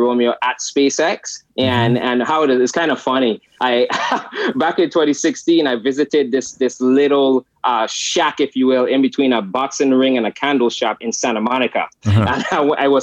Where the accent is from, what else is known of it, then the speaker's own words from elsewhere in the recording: U.S. Virgin Islands; moved away; I grew up in the United States Virgin Islands, St. Thomas, where electricity is off 18 hours a day